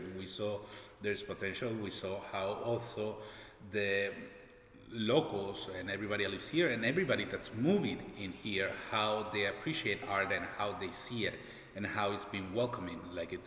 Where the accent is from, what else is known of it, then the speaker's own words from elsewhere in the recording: Venezuela; also born or lived in Orlando / Miami; now in St. Petersburg, United States; I'm originally from Venezuela.